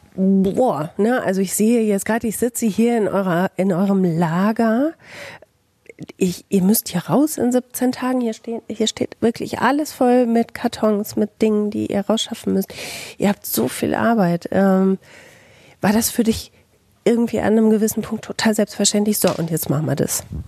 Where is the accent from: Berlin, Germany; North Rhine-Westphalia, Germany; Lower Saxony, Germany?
North Rhine-Westphalia, Germany; Bielefeld